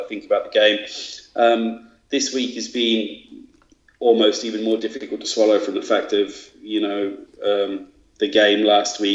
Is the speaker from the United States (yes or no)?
no; Australia; moved away as an adult; now in Sheffield, United Kingdom; I'm Australian.